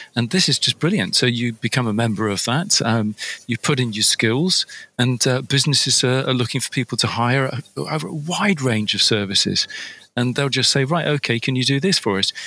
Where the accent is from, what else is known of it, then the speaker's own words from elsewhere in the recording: United Kingdom; from over here in the UK, and um, we Brits